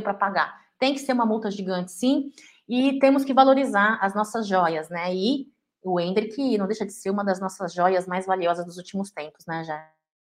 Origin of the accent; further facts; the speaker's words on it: São Paulo, Brazil; eu estou em São Paulo, de volta à minha terra, à minha casa